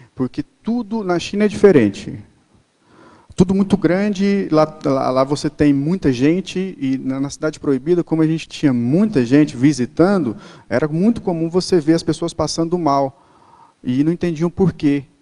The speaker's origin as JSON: {"language": "Portuguese", "country": "Brazil", "said": "a gente não é europeu, nós somos brasileiros"}